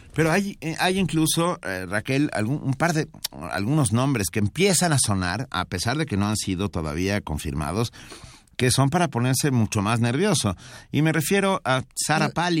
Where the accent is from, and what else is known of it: Mexico